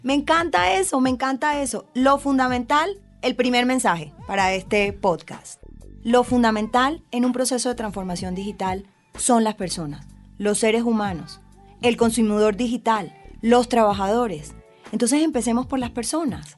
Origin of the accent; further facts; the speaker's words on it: Colombian Caribbean coast, Caribbean Region, Colombia; como decimos las costeñas